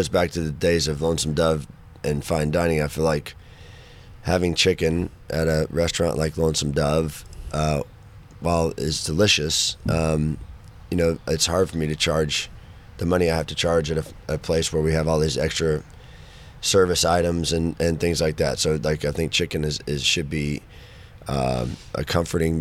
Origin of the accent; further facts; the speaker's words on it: Fort Worth, Texas, United States; also born or lived in Denton area, Texas; Fort Worth, you know, my hometown